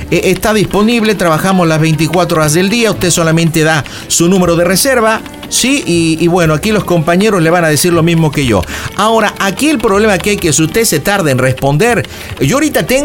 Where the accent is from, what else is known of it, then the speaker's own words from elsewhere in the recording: Mexico; Sí, soy mexicana.